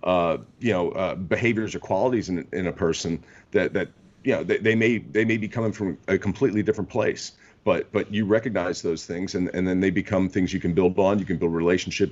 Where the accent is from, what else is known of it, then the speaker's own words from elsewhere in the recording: Maryland, United States; moved away as an adult; now in Florida, United States; I'm from Maryland originally, and I went to a high school called DeMatha High School